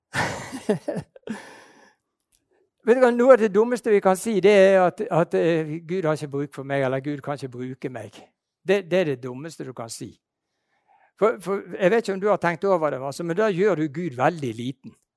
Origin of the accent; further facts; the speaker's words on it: Bergen, Vestland, Norway; Jeg er bergenser